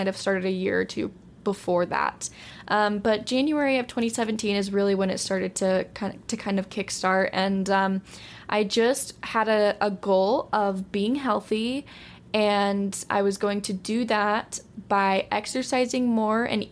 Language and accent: English; Utah, United States; I'm from Utah, still living here